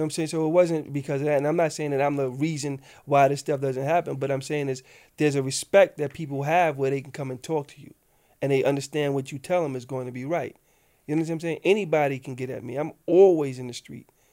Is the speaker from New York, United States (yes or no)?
yes; New York City, New York, United States; I come from South Jamaica, the old school South Jamaica